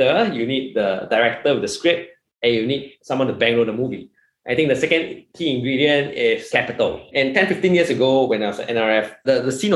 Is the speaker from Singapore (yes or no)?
yes; Singapore; also born or lived in United States; I'm Singaporean like yourself